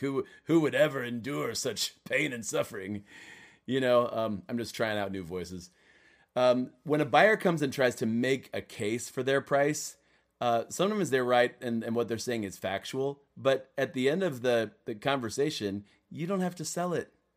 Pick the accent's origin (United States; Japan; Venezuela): United States; Cleveland, Ohio; Cleveland Cavaliers are my hometown team